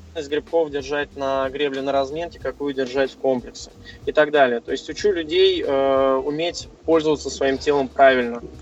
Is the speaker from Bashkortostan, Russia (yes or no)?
no; Moscow, Russia; Да, я из Москвы, мне 29 лет